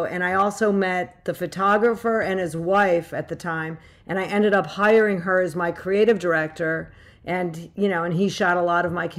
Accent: suburbs of Chicago, Illinois, United States; I come from the suburbs of Chicago, Midwest.

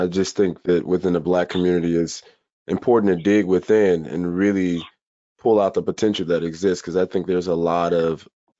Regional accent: Chicago, Illinois, United States; Growing up in Chicago, on the south side of Chicago

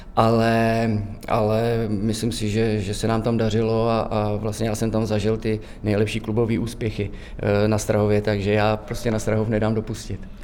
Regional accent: Divišov, Central Bohemian Region, Czechia; pocházím tady z Divišova, padesát kilometrů od Prahy

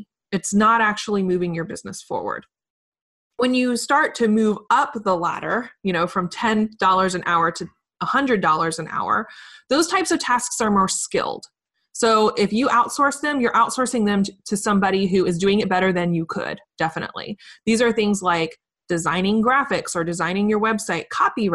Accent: Richmond, Virginia, United States; There's a lot of amazing companies here in my hometown, Richmond, Virginia

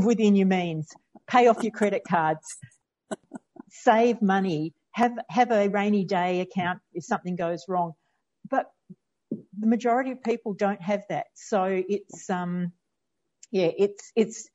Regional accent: Australia; I'm Australian

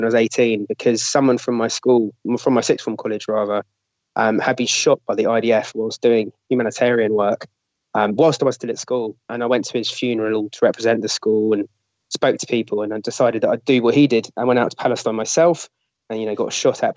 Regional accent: London, United Kingdom; I'm a Londoner

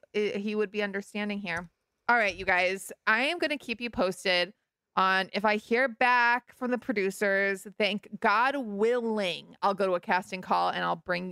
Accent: Malibu, California, United States; also born or lived in New York; I am from Malibu and also New York.

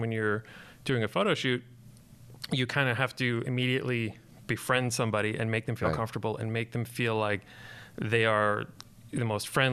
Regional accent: Long Island, New York, United States; moved away as an adult; also born or lived in Southern California; I grew up on Long Island in New York

